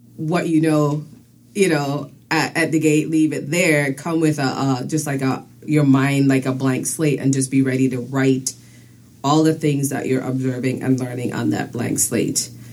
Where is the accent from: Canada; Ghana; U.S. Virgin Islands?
U.S. Virgin Islands; also born or lived in Saint Vincent and the Grenadines; now in United States; I was born on the island of St. Vincent and the Grenadines. Okay. And about age eight, my family moved to the U.S. Virgin Islands, first to St. Croix and then to St. Thomas.